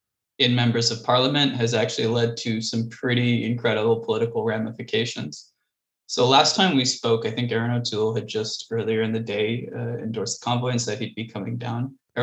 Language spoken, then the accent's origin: English; Ottawa, Ontario, Canada; I've been in Ottawa visiting. It's my hometown.